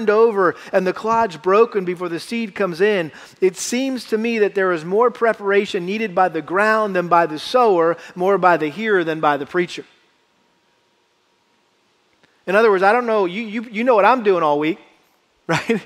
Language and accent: English; Massachusetts, United States; a young boy growing up in Massachusetts